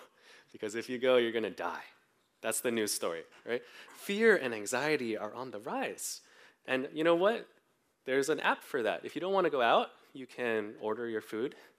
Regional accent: Bay Area, California, United States; I grew up mostly in the Bay Area

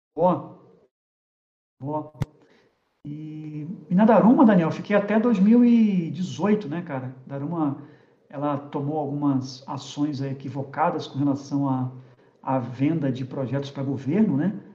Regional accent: Rio de Janeiro, Brazil; moved away; also born or lived in Curitiba; eu sou carioca, sou do Rio de Janeiro

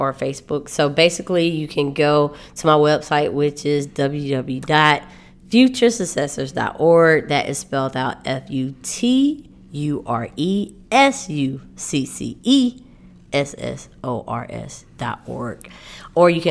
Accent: Augusta, Georgia, United States; moved away; my hometown, our hometown of Augusta, Georgia

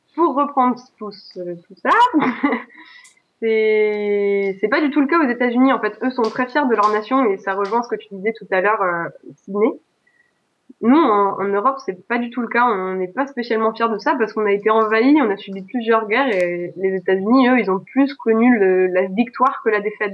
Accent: Alsace, Grand Est, France; je suis alsacienne

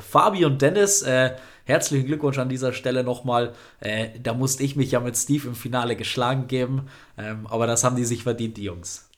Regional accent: North Rhine-Westphalia, Germany; wir aus NRW sind

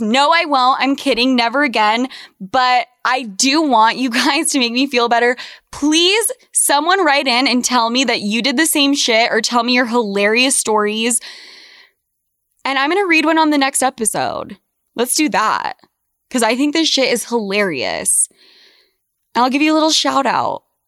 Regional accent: Salt Lake City, Utah, United States; moved away as an adult; also born or lived in New York / Argentina; I was brought up in Salt Lake City, Utah

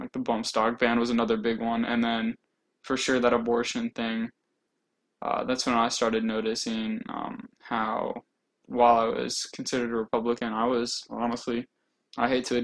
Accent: Indiana, United States; moved away as an adult; now in Georgia, United States; I'm originally from Indiana, actually. I'm also new to Georgia.

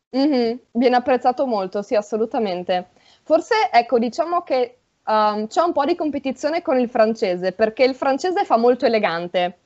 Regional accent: Friuli-Venezia Giulia, Italy; nel Friuli Nord c'è la mia zona

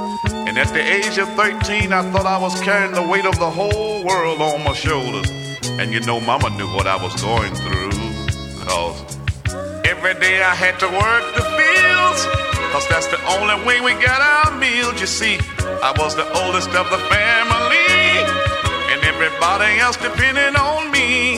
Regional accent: Alabama, United States; I was born and raised down in Alabama on a farm way back up in the woods.

